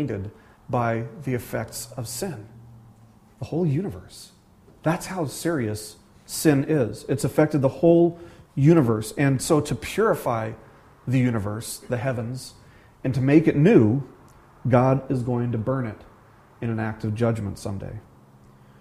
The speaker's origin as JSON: {"language": "English", "town": "Las Vegas", "region": "Nevada", "country": "United States", "tie": "born or raised there", "moved": "yes", "said": "growing up in the desert, you know, I'm from Las Vegas originally, growing up in the desert"}